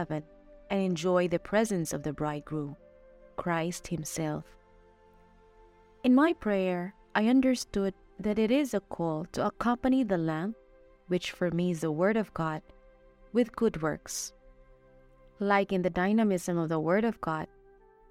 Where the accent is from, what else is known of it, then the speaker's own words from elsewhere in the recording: Philippines; now in Mexico; I am a Filipino missionary, and I'm currently assigned in Mexico